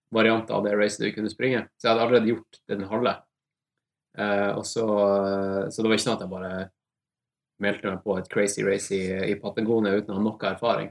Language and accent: Norwegian; Tromsø, Troms, Norway; accent: Tromsø dialect; moved away as an adult; now in Oslo, Norway; kommer fra Tromsø. Uh, har bodd i Oslo de siste ti årene, så jeg føler liksom Ja. Eneste måten du kan liksom skjønne at jeg er fra Tromsø på, er at jeg snakker Tromsø-dialekt